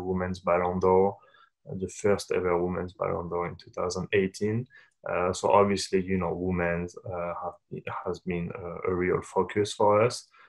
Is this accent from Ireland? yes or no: no; Paris, Île-de-France, France; moved away as an adult; also born or lived in Japan; now in United States; I'm born and raised in Paris, uh, in France